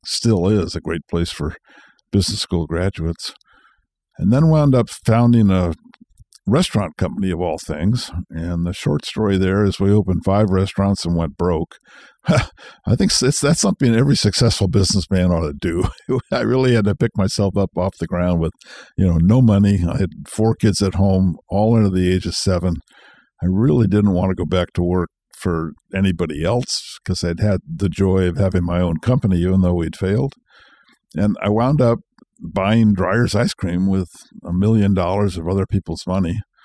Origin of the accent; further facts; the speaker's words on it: Marin County, California, United States; I was born in California, grew up here, grew up Marin County before it was Marin County